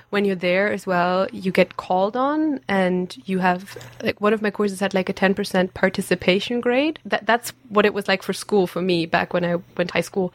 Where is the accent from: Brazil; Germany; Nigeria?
Germany; English is a second language; moved away as an adult; also born or lived in Abbotsford, Canada; now in Aberdeen, United Kingdom; I'm from Germany.